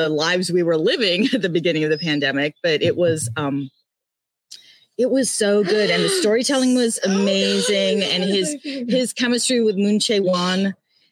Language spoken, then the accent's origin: English; Canada; I grew up in Canada and went to a very, very uptight English girls prep school